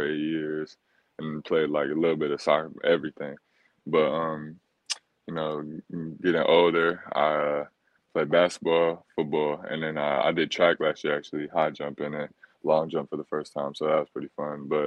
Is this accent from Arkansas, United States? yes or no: no; Chicago, Illinois, United States; moved away; So we're from Chicago. So back in Chicago, I would train every day after school.